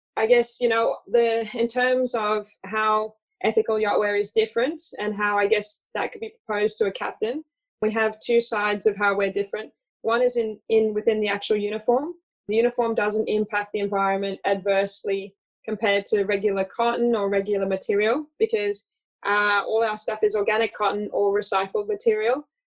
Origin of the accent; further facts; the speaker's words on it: Australia; accent: hybrid Australian; moved away; also born or lived in United States; I'm originally from the US, although I confuse people with my hybrid Australian accent. I grew up in Australia.